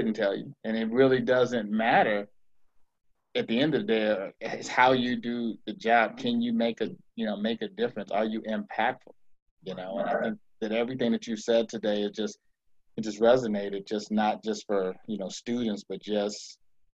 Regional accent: Arlington County, Virginia, United States; born or raised there

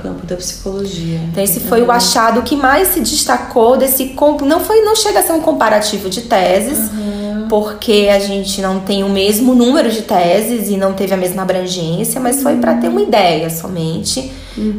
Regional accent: Fortaleza, Ceará, Brazil; moved away as an adult; also born or lived in Salvador, Brazil / France; eu sou de Fortaleza

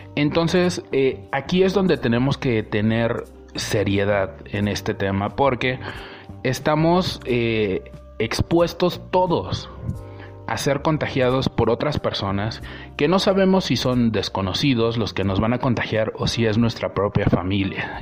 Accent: Veracruz, Mexico; yo soy del estado de Veracruz

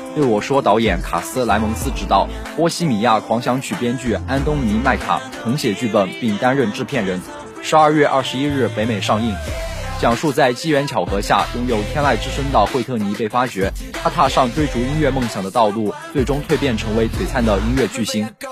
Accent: Jiangsu, China; 作为一个江苏人

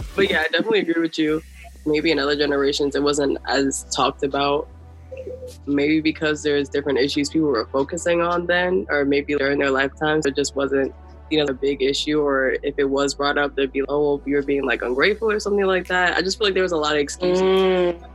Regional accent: Maryland, United States; moved away as an adult; now in New York City, United States; I'm from Maryland.

